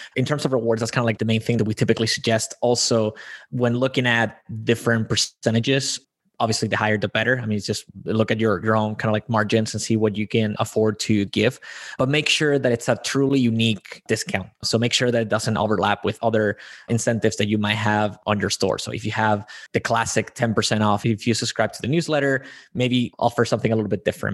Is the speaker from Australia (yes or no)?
no; Spain; I am born and raised in Spain